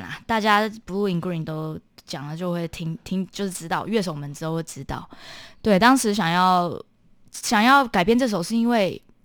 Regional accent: Taiwan; 我是从小在台湾接受古典音乐教育的

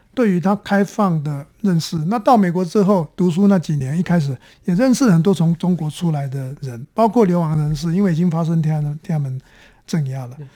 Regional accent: Taiwan; moved away as an adult; also born or lived in United States; 我们都，都是台湾的出生的年轻人

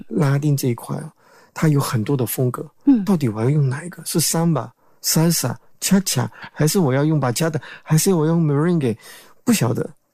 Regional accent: Paraguay; now in Taiwan; 九岁去了那边

